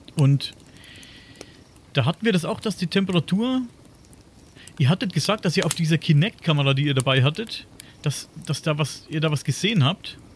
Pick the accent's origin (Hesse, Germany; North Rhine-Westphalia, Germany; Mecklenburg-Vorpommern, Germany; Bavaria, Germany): Bavaria, Germany; Coburg; ich komme ja aus dem Coburger, Coburger Raum hier in Oberfranken